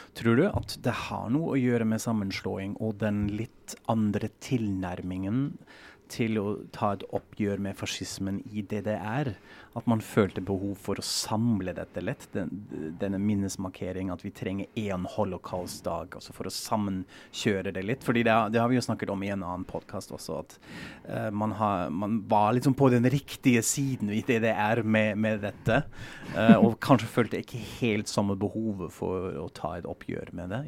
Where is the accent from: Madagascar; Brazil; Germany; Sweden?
Germany; moved away; vi er en klasse fra Tyskland